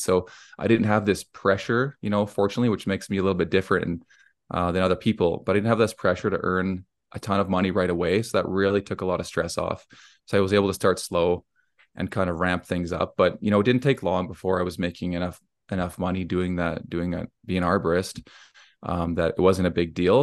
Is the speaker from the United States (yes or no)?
no; Cochrane, Alberta, Canada; I'm from Cochrane, Alberta in Canada, so it's near Calgary or Banff if anyone's been up here.